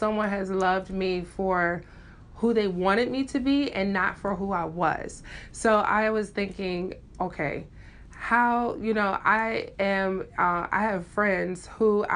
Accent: Memphis, Tennessee, United States; I am from Memphis, Tennessee, Southern Belle, all the way.

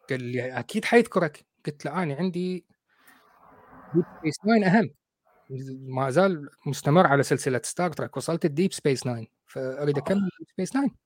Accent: Iraq; now in United Kingdom; احنا بالعراق نسميها شمبارات ما اعرف بالمصري

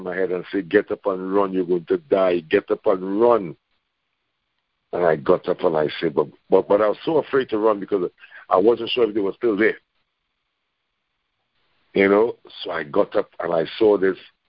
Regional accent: Canada; I'm from Canada.

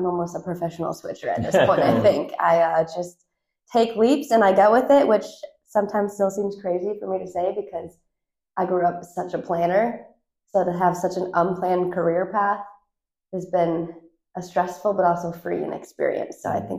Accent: Northern Illinois, United States; moved away as an adult; also born or lived in Florida; now in Nashville, United States; I'm from Northern Illinois, originally born and raised, and then did college at Northern Illinois University, which is the next town over. It was my rival high school hometown. So pretty much stayed in that area all the way through college.

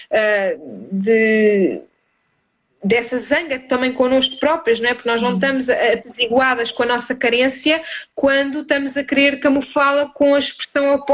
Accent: Almada, Setúbal, Portugal; now in Algarve, Portugal; eu vim de de, de Almada para o Algarve eh, e afastei-me um bocadinho da minha família.

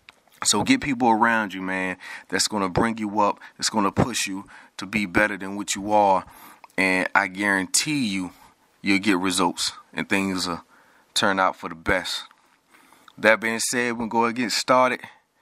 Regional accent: Trenton, New Jersey, United States; born there; I was born in Trenton, and, you know, when my mom moved down here and stuff like that.

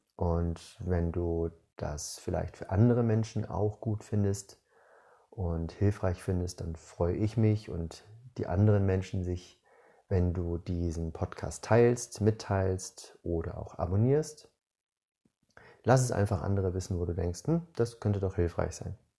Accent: Northern Germany, Germany; moved away as an adult; now in Southern Germany, Germany; Ich bin in Norddeutschland geboren, bin mit 18 umgezogen, habe damals nach der 12. Klasse meine Schullaufbahn beendet und eine Ausbildung gemacht in Süddeutschland, wo ich immer noch wohne

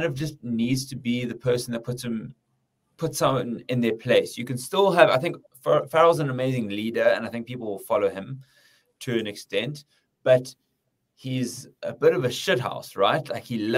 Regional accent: South Africa; as a South African

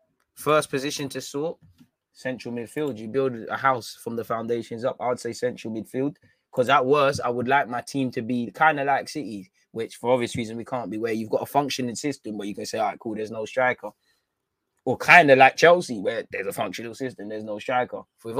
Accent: South Africa; As a South African, I would have loved to have been at the Emirates at least once.

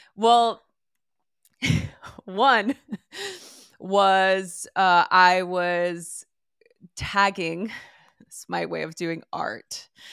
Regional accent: Los Angeles, California, United States; I grew up in East Los Angeles in the early nineties

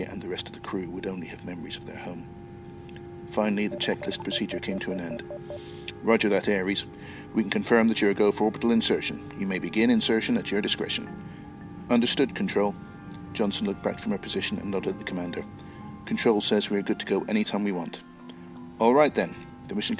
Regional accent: Belfast, Northern Ireland, United Kingdom; moved away as an adult; now in East Midlands, United Kingdom; I'm originally from Ireland. I was born in Belfast, but I left there almost 30

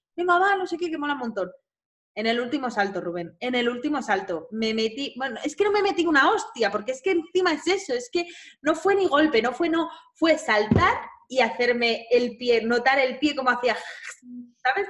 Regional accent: Madrid, Community of Madrid, Spain; yo soy de Madrid, ¿eh? que yo no vivo en Barcelona

